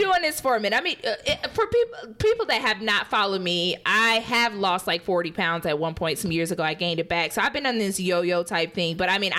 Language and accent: English; the South, United States; I'm from the South